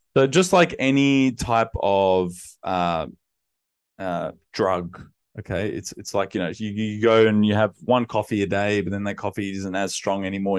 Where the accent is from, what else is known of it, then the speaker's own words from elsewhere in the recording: Sydney, New South Wales, Australia; I grew up in Western Sydney in my childhood years, and then, uh, teenage years was in the inner west of Sydney.